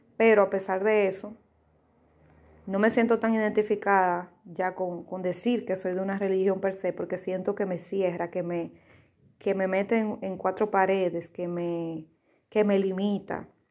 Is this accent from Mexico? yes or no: no; Dominican Republic; yo soy dominicana